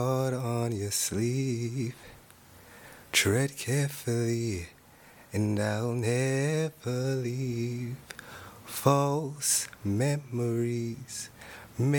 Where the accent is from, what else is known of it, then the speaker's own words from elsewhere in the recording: Colorado Springs, Colorado, United States; now in Texas, United States; I was born and raised in Colorado Springs, but I decided to move to Texas.